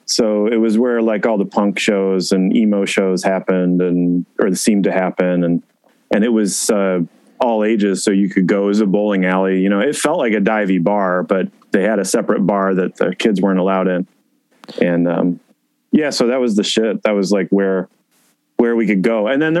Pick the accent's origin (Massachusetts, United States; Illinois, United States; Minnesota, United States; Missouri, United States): Illinois, United States; Schaumburg; also born or lived in New York; I grew up here in Schaumburg, Kaufman Estates.